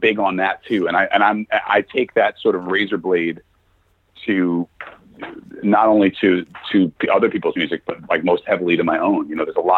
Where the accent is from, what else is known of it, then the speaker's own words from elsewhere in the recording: New York City, New York, United States; growing up in New York and having the parents that I have